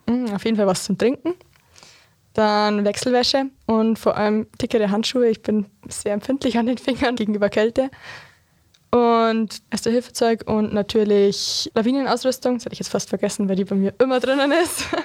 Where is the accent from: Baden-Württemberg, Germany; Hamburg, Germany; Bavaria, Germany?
Bavaria, Germany; Berchtesgaden; als gebürtiger Berchtesgadener